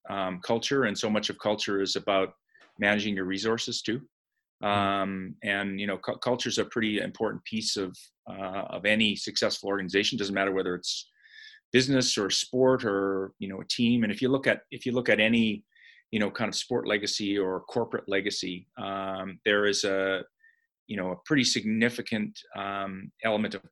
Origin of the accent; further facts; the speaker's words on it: Calgary, Alberta, Canada; I grew up in Calgary, and my home resort was Sunshine Village.